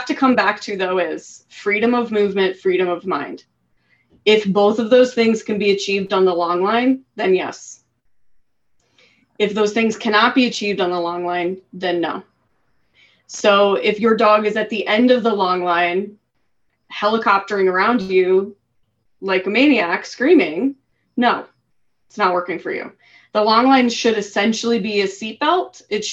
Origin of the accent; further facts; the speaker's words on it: Colorado, United States; moved away as an adult; So I grew up in Colorado. I lived in Colorado for the first 30 years of my life